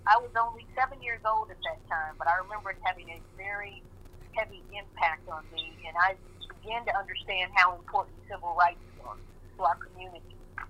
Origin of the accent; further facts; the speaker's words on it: Kansas City, United States; Yes, I grew up here in Kansas City in the 1960s in the heat of the civil rights movement.